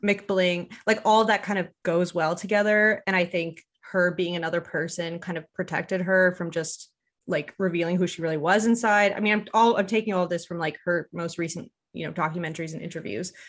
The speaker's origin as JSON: {"language": "English", "region": "Quebec", "country": "Canada", "tie": "born or raised there", "first_language": "English", "said": "even if you're an Anglophone, which I, which I grew up as, you have to go to elementary school almost entirely in French"}